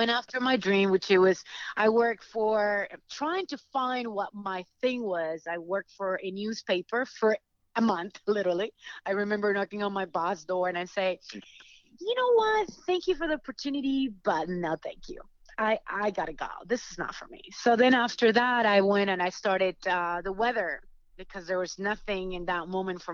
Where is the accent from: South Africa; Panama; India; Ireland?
Panama; now in Los Angeles, United States; I'm from Panama